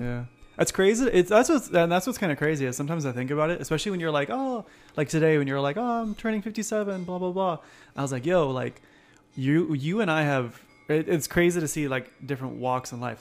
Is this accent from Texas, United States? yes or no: no; Temecula, California, United States; also born or lived in Palm Springs; I was born in Palm Springs, but we lived here in Temecula